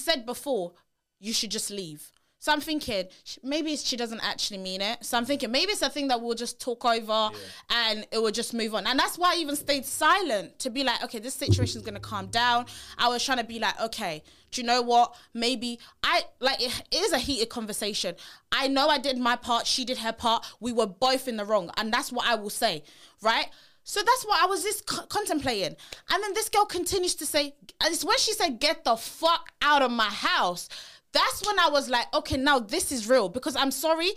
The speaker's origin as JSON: {"language": "English", "country": "Nigeria", "said": "I'm a Nigerian girl"}